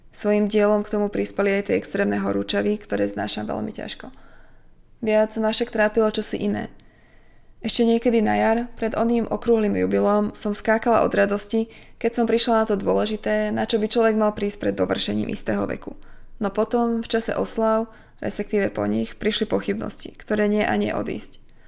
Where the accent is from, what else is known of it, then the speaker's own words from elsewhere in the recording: Slovakia; doma na Slovensku